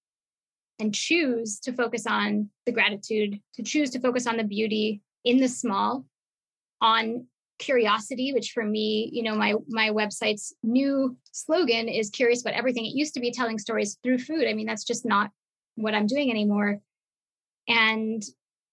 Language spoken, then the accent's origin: English; Montreal, Quebec, Canada; I come from Montreal.